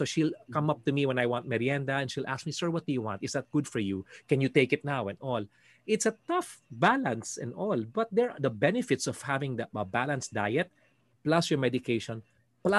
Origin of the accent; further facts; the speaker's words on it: Mandaluyong, Metro Manila, Philippines; We all grew up in Green Hills East